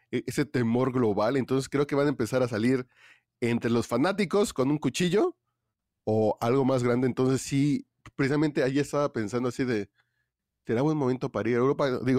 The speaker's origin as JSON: {"language": "Spanish", "region": "Mexico City", "country": "Mexico", "said": "pues yo soy aquí de Tacubaya"}